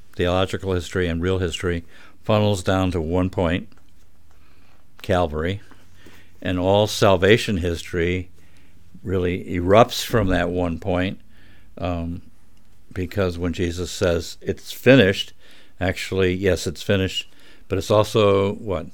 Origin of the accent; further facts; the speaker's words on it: Scotland, United Kingdom; I'm Scottish